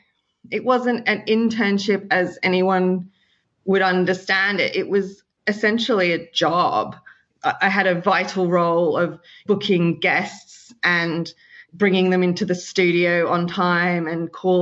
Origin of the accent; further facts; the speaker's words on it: Sydney, New South Wales, Australia; moved away as an adult; now in London, United Kingdom; I'm from Sydney, Australia, and I originally studied a BA in communications about 10 years ago